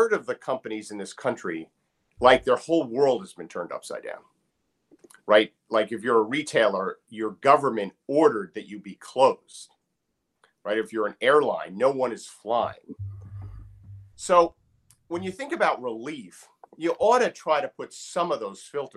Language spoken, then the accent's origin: English; New Jersey, United States; now in Maryland, United States; I'm from Jersey.